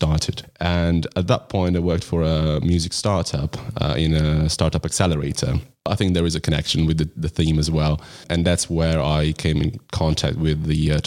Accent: Italy; moved away as an adult; now in London, United Kingdom; I'm originally from Italy and I moved to London 6 years ago

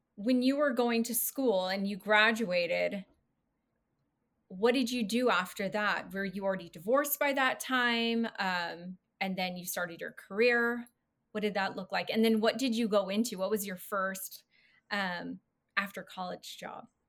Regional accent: California, United States; I grew up in California

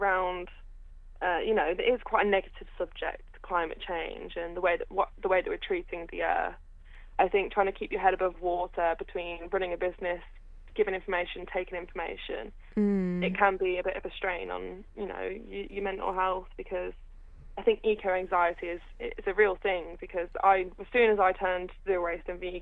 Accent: Redditch, West Midlands, United Kingdom; I'm from Redditch

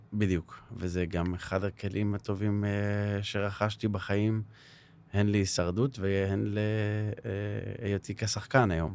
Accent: Herzliya, Tel Aviv District, Israel; אני גדלתי בהרצליה, בשכונת נווה עמל

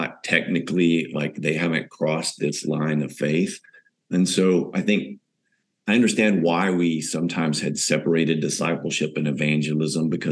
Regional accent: the South of the U.S., Texas, United States; moved away as an adult; now in São Paulo, Brazil; growing up in the South part of the U.S.

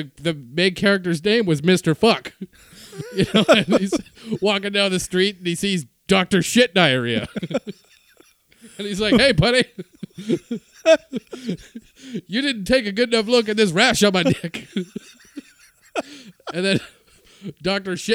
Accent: Canada; I am Canadian.

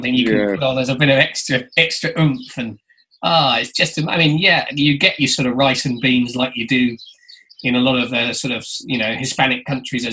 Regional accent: United Kingdom; as a Brit

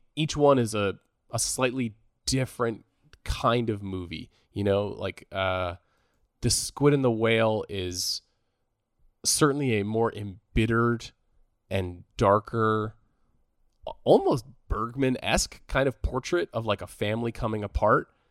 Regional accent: New York, United States; moved away; I'm, I'm from New York, uh, originally

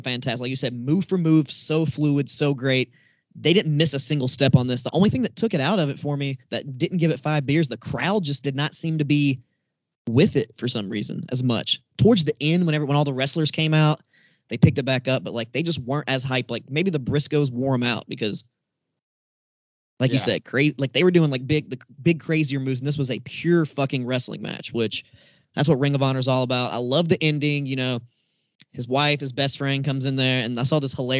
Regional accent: Tennessee, United States; I'm from Tennessee

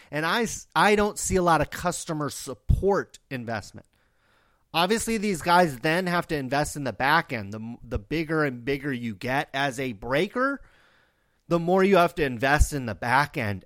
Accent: Stockton, California, United States; I grew up in Stockton, California.

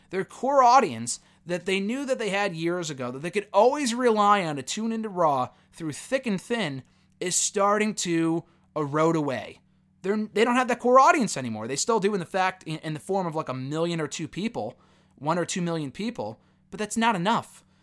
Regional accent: Connecticut, United States; my hometown in Connecticut, in Bridgeport, Connecticut

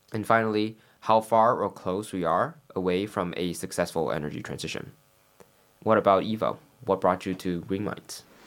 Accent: Taiwan; moved away as an adult; now in London, United Kingdom; I'm from Taiwan

